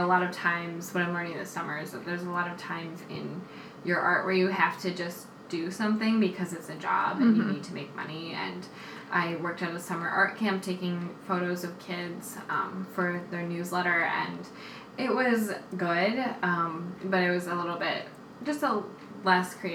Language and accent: English; Minneapolis, Minnesota, United States; now in New York, United States; I've been in Minneapolis, my hometown